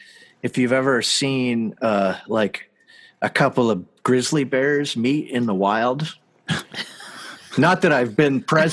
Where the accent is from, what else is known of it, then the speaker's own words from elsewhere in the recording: Canada; Oh yeah. I'm from Canada.